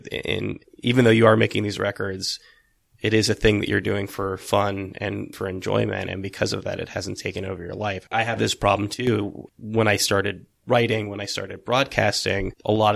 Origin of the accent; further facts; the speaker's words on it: California, United States; moved away as an adult; also born or lived in Santa Cruz, California; now in New York, United States; I'm from California originally, and I was at school in Santa Cruz